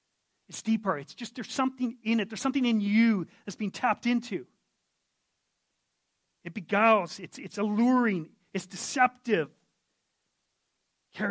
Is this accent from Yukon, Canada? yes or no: yes; Yukon, Canada; I'm from the Yukon